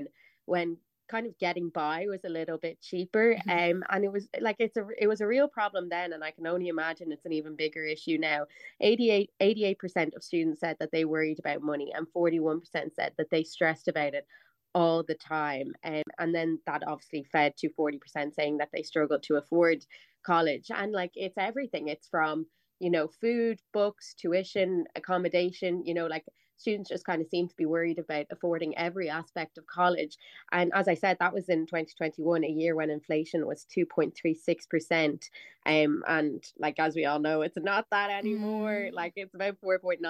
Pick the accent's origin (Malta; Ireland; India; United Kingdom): Ireland; Dublin, Leinster; I'm like from North Dublin. I like lived at home. I went to DCU